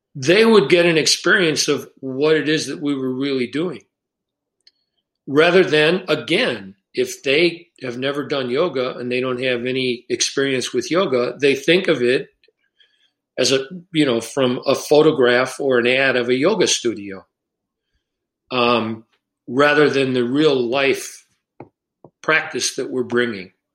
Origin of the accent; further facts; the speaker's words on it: Chicago, Illinois, United States; moved away; I grew up in Chicago